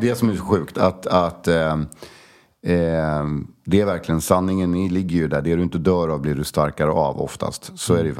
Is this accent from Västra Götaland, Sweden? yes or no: no; Stockholm, Stockholm County, Sweden; also born or lived in Koster, west coast of Sweden (summers); Södermalm, absolut, jag är ju uppväxt där.